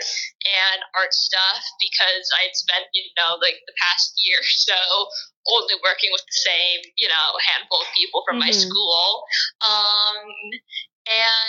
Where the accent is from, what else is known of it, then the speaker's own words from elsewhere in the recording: California, United States; moved away as an adult; now in Pennsylvania, United States; I'm from California. I lived there my entire life.